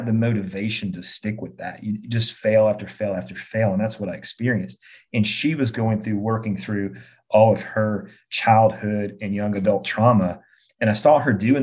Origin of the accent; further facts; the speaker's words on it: just outside of Birmingham, Alabama, United States; born and raised just outside of Birmingham, big Alabama fan